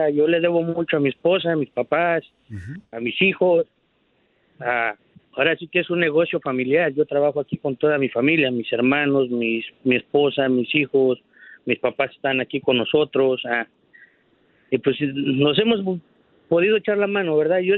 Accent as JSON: {"language": "Spanish", "country": "Mexico", "said": "una forma de pensar o una mentalidad que tenemos como hispanos y mexicanos."}